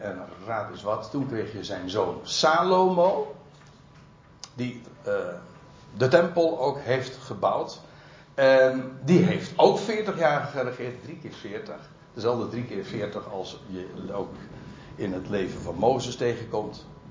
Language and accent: Dutch; Netherlands; wij als Nederlanders